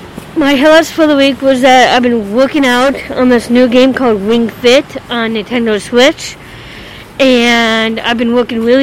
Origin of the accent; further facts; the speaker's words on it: Oak Park, Illinois, United States; Yes, we are outside of my hometown, Oak Park.